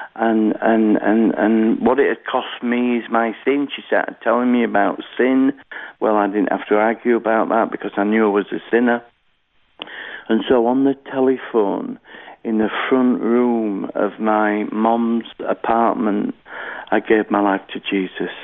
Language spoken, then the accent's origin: English; Halifax, Yorkshire and the Humber, United Kingdom; I was born in Halifax, uh, West Yorkshire, here in the United Kingdom.